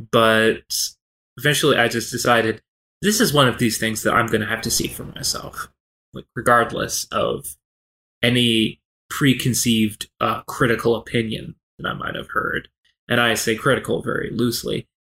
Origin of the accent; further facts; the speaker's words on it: Kentucky, United States; I was born and raised in Kentucky.